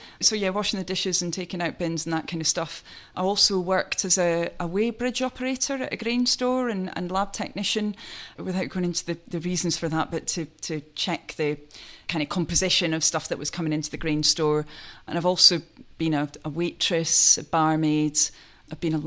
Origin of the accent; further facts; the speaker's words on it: Aberdeenshire, Scotland, United Kingdom; moved away as an adult; I was brought up in Aberdeenshire. So I'm what's known as a chuchter in those parts